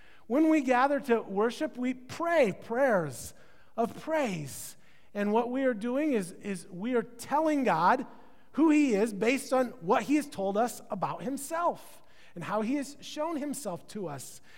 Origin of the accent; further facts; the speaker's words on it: Midwest, United States; now in California, United States; I'm from the Midwest, so I call it pop